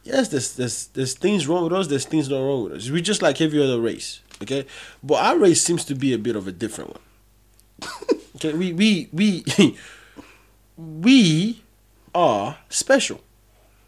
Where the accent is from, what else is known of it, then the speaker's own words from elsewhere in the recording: Nigeria; English is a second language; I'm proud of being a Nigerian